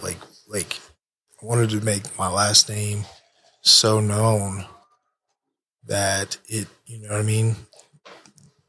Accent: United States; I'm American.

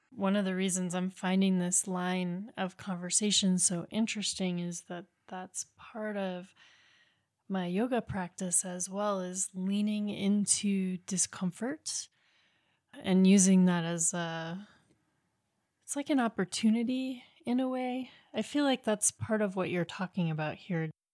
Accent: Maine, United States; I grew up in Maine

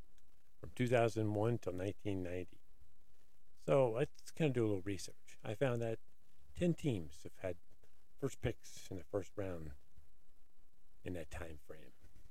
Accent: Ohio, United States; I'm from Ohio

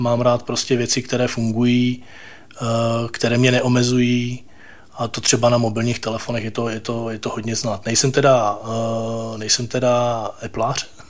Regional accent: Ostrava, Moravian-Silesian Region, Czechia; moved away as an adult; now in Prague, Czech Republic; jsem z Ostravy a ve své podstatě my jsme se v tom roce dva tisíce sedm, eh, rozhodli s rodinou přestěhovat

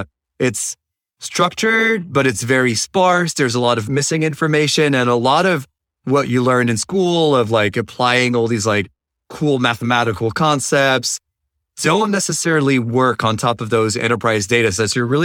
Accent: France; moved away as an adult; now in United States; And fortunately enough, I was able to find a job in the US because I come originally from France.

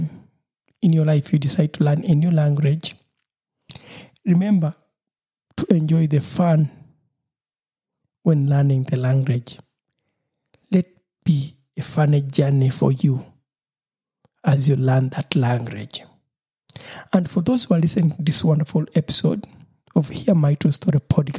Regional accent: Uganda; first language Lusoga; English is a second language; my mother tongue, which is Lusoga

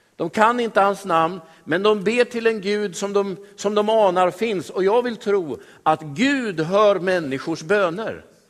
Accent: Västerås, Västmanland, Sweden; Jag är född och uppvuxen i Västerås, jag. Jag har bott i Sverige hela mitt liv.

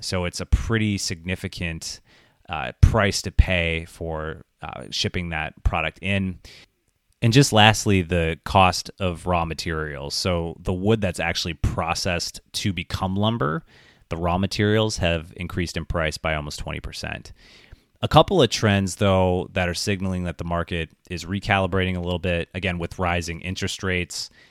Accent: Wisconsin Rapids, Wisconsin, United States; my hometown in Wisconsin Rapids

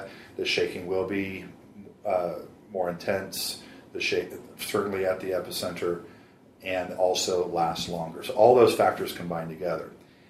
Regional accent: San Diego, California, United States; In San Diego.

